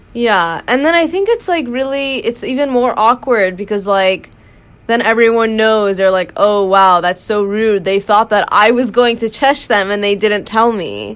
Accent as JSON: {"language": "English", "country": "United States", "tie": "born or raised there", "said": "we grew up in America"}